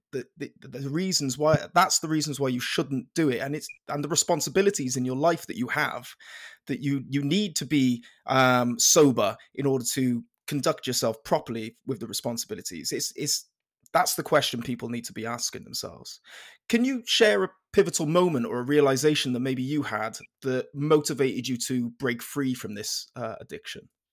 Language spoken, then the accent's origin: English; Penarth, Wales, United Kingdom; I'm from Penarth down in South Wales